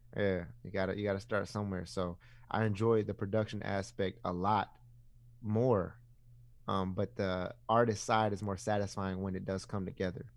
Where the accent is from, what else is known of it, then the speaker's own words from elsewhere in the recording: Ypsilanti, Michigan, United States; I was born and raised in Ipsy